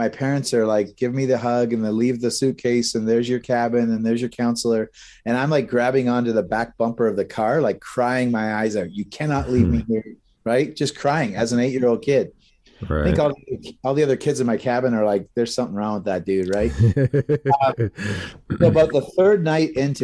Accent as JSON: {"language": "English", "town": "Brantford", "region": "Ontario", "country": "Canada", "tie": "born or raised there", "also_born_or_lived": "Ancaster", "said": "we grew up in Brantford, right? So not too far from here"}